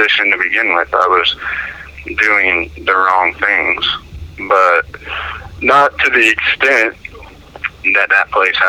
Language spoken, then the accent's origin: English; Longview, Washington, United States; I grew up in Longview, Washington